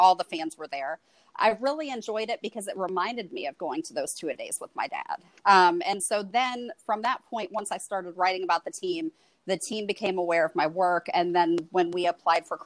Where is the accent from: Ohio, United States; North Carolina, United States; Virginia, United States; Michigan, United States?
Ohio, United States; moved away as an adult; now in Atlanta, United States; I am originally from Ohio. I moved to the greater Atlanta metro area about 15 years ago.